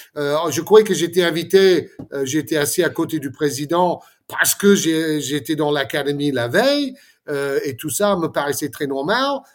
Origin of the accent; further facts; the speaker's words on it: Florida, United States; moved away; la, maison de, de, mon enfance en Floride